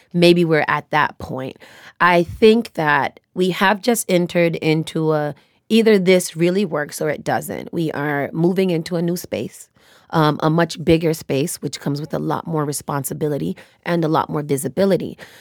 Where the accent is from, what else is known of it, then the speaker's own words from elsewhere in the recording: United States; I was born and raised here in America